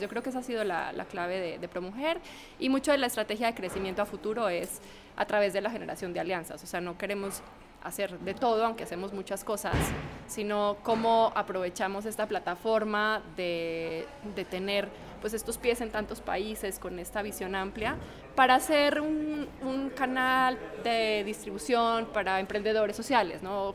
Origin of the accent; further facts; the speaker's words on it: Colombia; yo soy colombiana